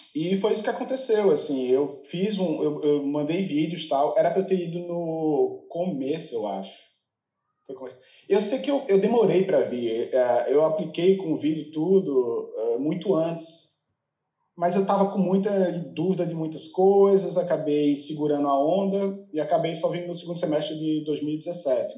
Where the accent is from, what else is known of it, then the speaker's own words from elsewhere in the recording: Recife, Pernambuco, Brazil; moved away as an adult; also born or lived in São Paulo; now in United States; eu sou de Recife